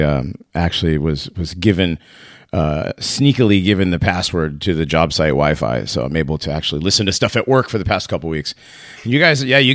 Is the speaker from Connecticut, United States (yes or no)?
yes; Hartford, Connecticut, United States; I grew up in Hartford, and Hartford is a very is very black